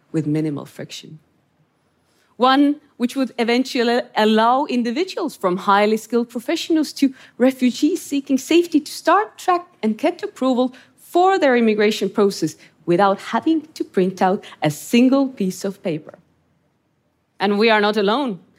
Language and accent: English; Estonia; I grew up in Estonia under Soviet occupation, in a country locked up behind the thick wall of the Iron Curtain.